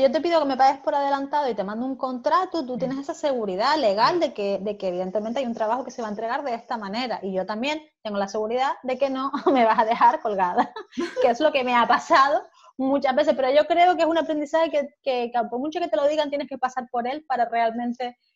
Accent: Germany; Spanish is a second language; yo soy alemana

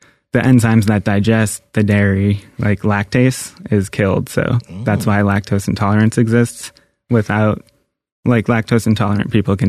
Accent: Boston, Massachusetts, United States; Yeah, I'm from Boston.

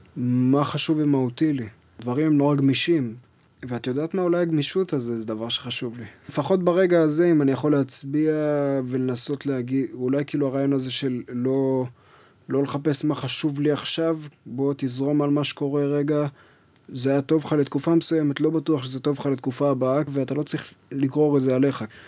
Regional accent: Kfar Yona, Central District, Israel; אני נולדתי בכפר יונה, שזו עיר קטנה בשרון, ליד נתניה

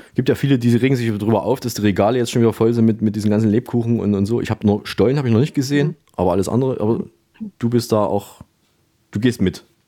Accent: Saalfeld, Thuringia, Germany; moved away; nach Saalfeld in meine Heimatstadt

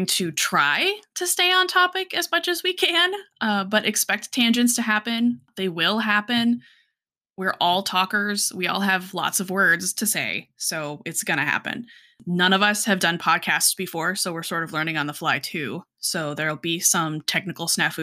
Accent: Colorado, United States; now in South Georgia, United States; I'm from Colorado originally, but I'm currently living in South Georgia.

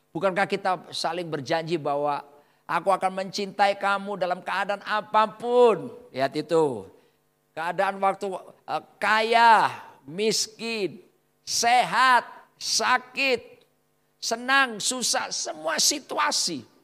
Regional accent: Surabaya, East Java, Indonesia; Ya, doa kita orang Surabaya bilang mandi, sakti.

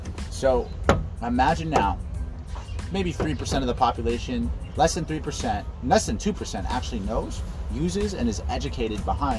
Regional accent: Miami, Florida, United States; I'm from Miami.

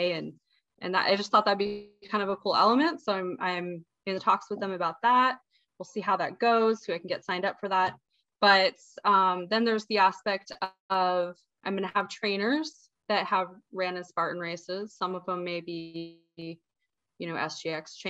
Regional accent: Montana, United States; now in Hawaii, United States; I'm from Montana originally

